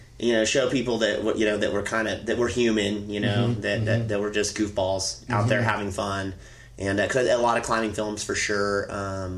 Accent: Tollhouse, California, United States; I was born and raised in Toll House

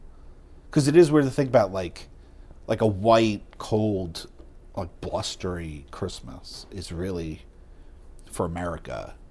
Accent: Northeast, United States; because we grew up in the Northeast.

